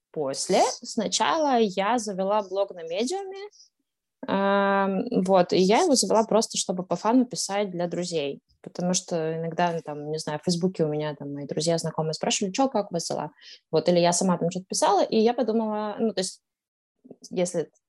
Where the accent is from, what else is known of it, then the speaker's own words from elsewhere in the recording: Astana, Kazakhstan; also born or lived in Moscow, Russia; now in Amsterdam, Netherlands; А до этого в Москве я прожила 8 лет, а до этого я, собственно, родилась и жила в Казахстане, в Астане, которая сейчас Нур-Султан.